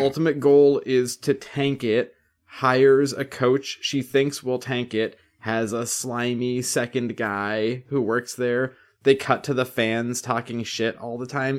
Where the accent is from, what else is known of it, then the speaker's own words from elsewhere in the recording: United States; from the U S